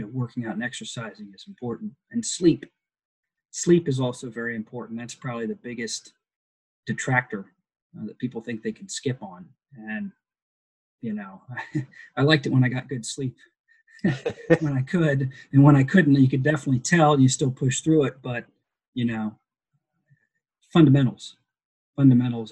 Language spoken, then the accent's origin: English; Pickerington, Ohio, United States; grew up in Ohio, uh, in Columbus or in Pickerington